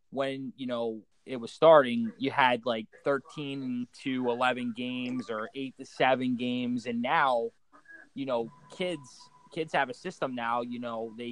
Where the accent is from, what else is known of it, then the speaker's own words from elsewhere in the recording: Philadelphia, Pennsylvania, United States; Uh, I'm from Philadelphia, uh, Pennsylvania. I actually grew up playing uh, ice hockey my whole life